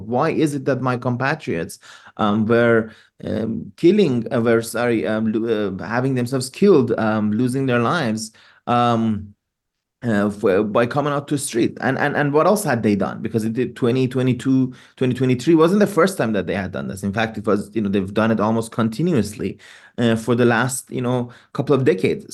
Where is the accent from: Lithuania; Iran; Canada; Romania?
Iran; moved away as an adult; now in United States; now I live in the United States, but I'm originally from Iran, born and bred in Iran. I sort of left Iran